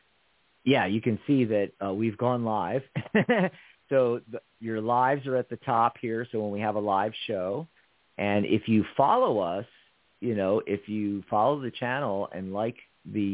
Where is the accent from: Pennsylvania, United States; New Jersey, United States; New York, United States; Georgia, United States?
Pennsylvania, United States; Philadelphia; moved away as an adult; now in Tucson, United States; around Philadelphia, where I grew up